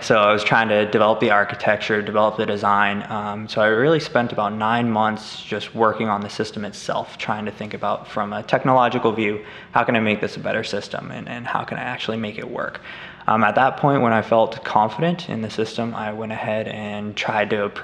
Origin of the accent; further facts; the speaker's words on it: Colorado, United States; I'm actually from Colorado in the northern mountains